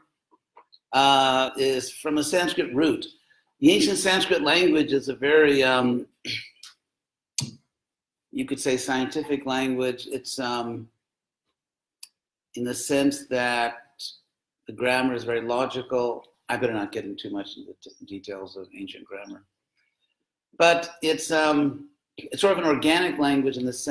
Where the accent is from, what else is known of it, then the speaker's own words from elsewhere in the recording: United States; accent: American; my American accent